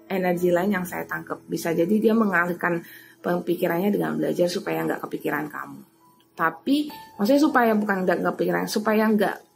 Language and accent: Indonesian; Semarang, Central Java, Indonesia; ya, karena aku bahasa Semarang. Saya orang Semarang. Jawanya Jawa Semarang. Bukan Jawa Timur.